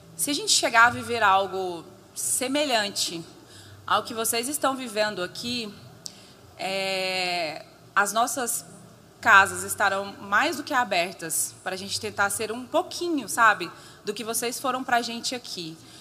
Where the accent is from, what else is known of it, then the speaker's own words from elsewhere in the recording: Goiânia, Goiás, Brazil; eu vim de Goiânia, Goiânia, é Goiás, a goianinha do pé rachado